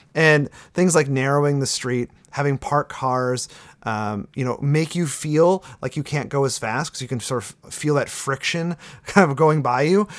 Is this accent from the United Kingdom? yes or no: no; Sturgeon Bay, Wisconsin, United States; moved away; I was born and raised in Sturgeon Bay